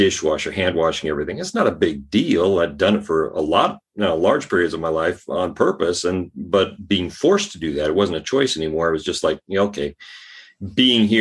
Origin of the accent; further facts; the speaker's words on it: Northern California, United States; moved away as an adult; also born or lived in Colorado / Spain; now in Sweden; I was born and raised in Northern California